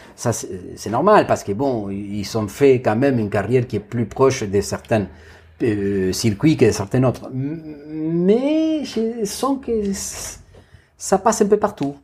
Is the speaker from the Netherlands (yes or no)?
no; Argentina; French is a second language; moved away as an adult; je dois faire des choses en ce moment dans mon pays d'origine que j'ai pas fait, par exemple une exposition institutionnelle dans un centre d'art à eh, Buenos Aires